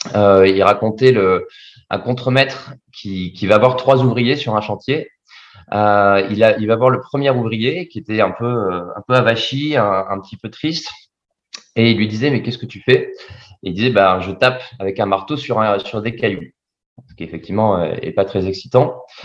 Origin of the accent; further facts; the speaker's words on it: Bordeaux, Nouvelle-Aquitaine, France; also born or lived in Vietnam; je suis originaire de Bordeaux